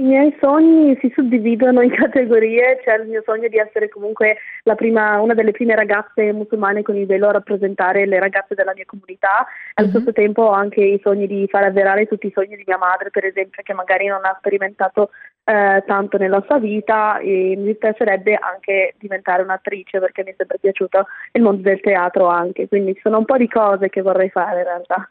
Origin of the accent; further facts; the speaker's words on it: Italy; moved away as an adult; now in London, United Kingdom; sono nata in Italia, ho vissuto lì per 18 anni e poi mi sono trasferita a Londra